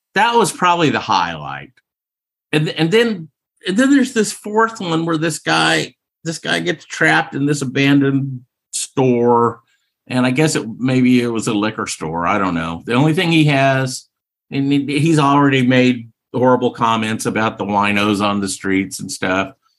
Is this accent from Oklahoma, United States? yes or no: yes; Oklahoma, United States; my home state of Oklahoma.